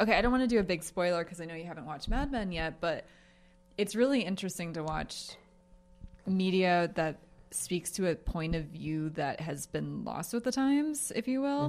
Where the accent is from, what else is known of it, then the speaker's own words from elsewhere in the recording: Philadelphia, Pennsylvania, United States; I'm from Philly